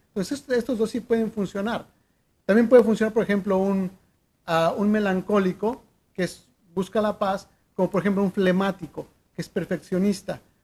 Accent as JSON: {"language": "Spanish", "country": "Mexico", "said": "soy mexicano"}